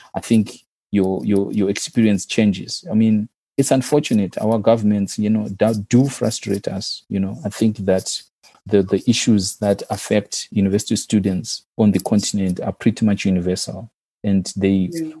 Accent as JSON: {"language": "English", "country": "Zimbabwe", "moved": "as an adult", "said": "my first degree was in my home country, so I did my undergraduate in Zimbabwe"}